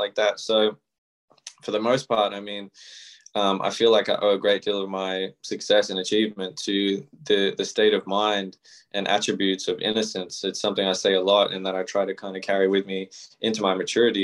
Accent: Melbourne, Victoria, Australia; the house that I grew up in here in Melbourne, Australia

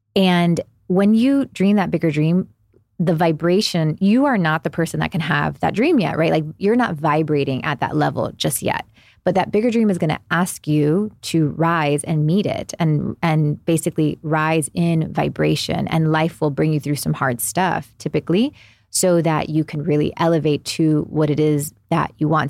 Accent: Miami, Florida, United States; moved away; also born or lived in New Jersey; I'm originally from Miami, grew up there

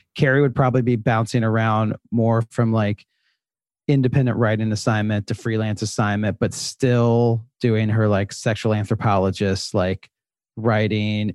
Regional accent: Charlotte, North Carolina, United States; moved away as an adult; now in New York, United States; I am originally from Charlotte, North Carolina

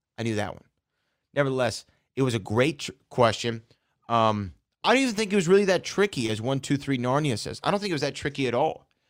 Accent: the South, United States; I am from the South. I might say things differently

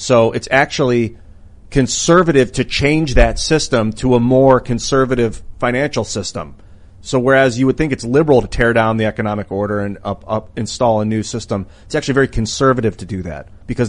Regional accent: Cleveland, Ohio, United States; I was born in Ohio and Cleveland Browns for life. Cleveland Browns fan because that's my hometown.

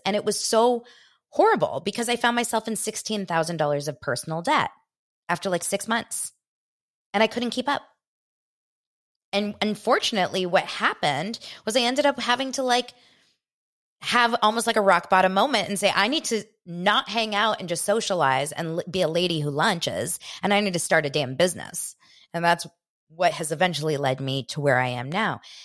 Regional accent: West Hollywood, California, United States; I grew up in West Hollywood

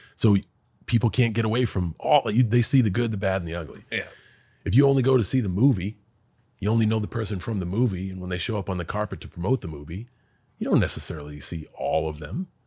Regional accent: West Newbury, Massachusetts, United States; moved away; I am a kid from West Newbury

